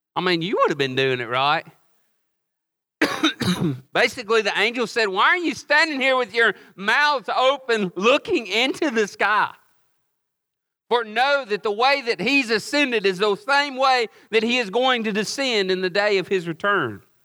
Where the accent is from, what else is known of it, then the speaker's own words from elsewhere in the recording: Oxford, United States; also born or lived in Hawaii; I was born and raised here in Oxford